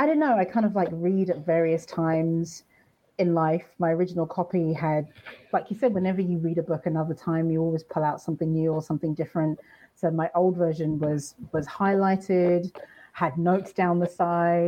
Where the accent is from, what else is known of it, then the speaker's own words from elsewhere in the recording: United Kingdom; You can hear from my accent, I'm from the UK